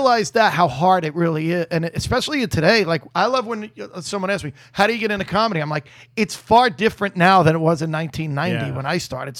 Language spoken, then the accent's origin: English; New York, United States; I'm from New York.